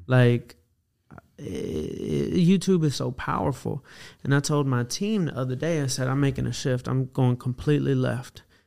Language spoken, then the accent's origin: English; Atlanta, Georgia, United States; I grew up in Atlanta